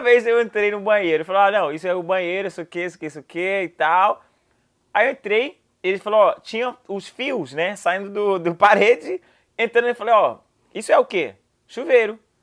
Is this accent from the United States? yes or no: yes; United States; Portuguese is a second language; eu sou americano